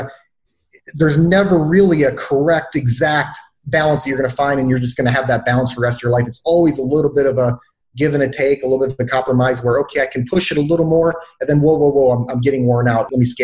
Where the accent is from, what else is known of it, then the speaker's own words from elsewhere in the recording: Detroit, Michigan, United States; I grew up very poor in Detroit, Michigan